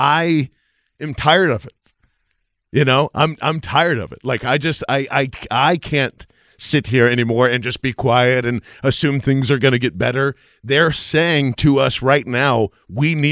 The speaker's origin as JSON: {"language": "English", "region": "Iowa", "country": "United States", "tie": "born or raised there", "moved": "yes", "lives_now": "Philadelphia, United States", "said": "I was born in Iowa"}